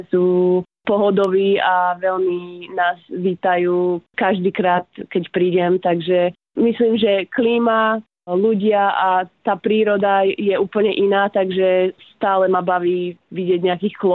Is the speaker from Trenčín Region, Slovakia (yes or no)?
yes; Prievidza, Trenčín Region, Slovakia; Pochádzam z Prievidze, celý život som tam žila, aj tam žijem v Prievidzi